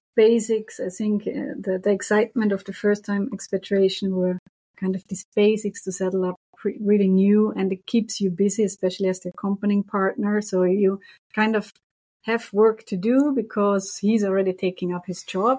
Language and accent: English; Vorarlberg, Austria; moved away as an adult; also born or lived in Brussels, Belgium; now in Montreal, Canada; originally, I'm from Austria